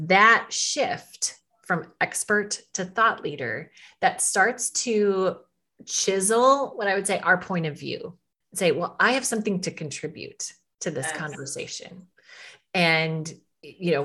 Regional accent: Midwest, United States; as a woman growing up in the Midwest, I live in Minnesota

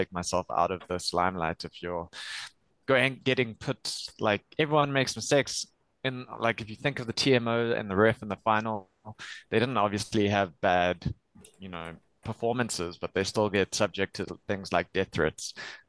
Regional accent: South Africa; Just because we're South African fans doesn't mean he's exempt from it.

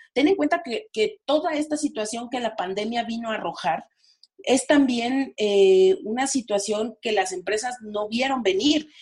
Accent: Mexico; como mexicanos

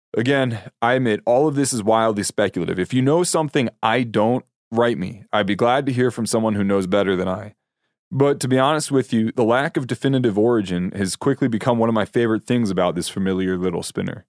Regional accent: Pennsylvania, United States; my home state of Pennsylvania

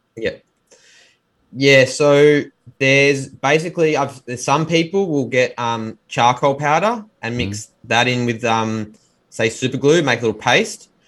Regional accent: Melbourne, Victoria, Australia; born and bred in Melbourne, Australia

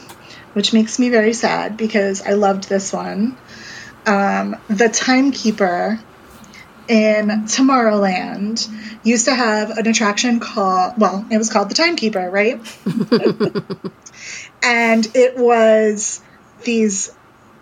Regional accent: New York, United States; I am a New Yorker

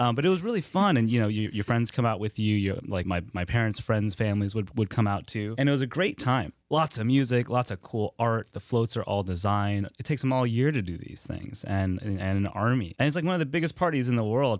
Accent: Kenner, Louisiana, United States; moved away as an adult; I grew up in Kenner, where uh, such precious people as DJ Khaled hail from

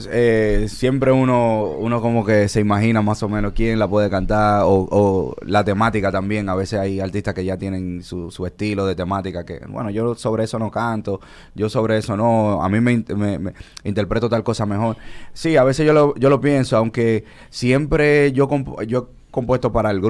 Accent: Dominican Republic; Nosotros somos dominicanos. El dominicano tiene que saber que hay una cara nueva en la bachata, que somos nosotros

